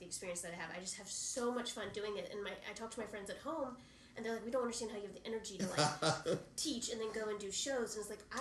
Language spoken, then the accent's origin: English; right outside of Atlanta, Georgia, United States; I grew up right outside of Atlanta